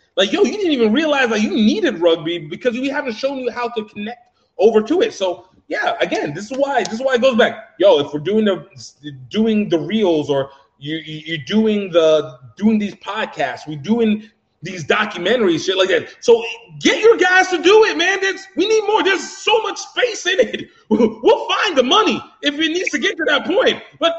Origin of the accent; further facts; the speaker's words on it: Louisiana, United States; also born or lived in Pennsylvania / Iowa; So initially I was born in Pennsylvania, lived in Iowa, then came down to Louisiana. Louisiana is when I started really caring about football.